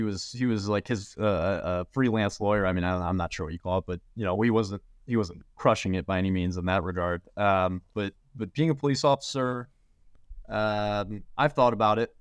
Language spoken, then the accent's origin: English; St. Louis, Missouri, United States; I'm from Saint Louis, grew, born and raised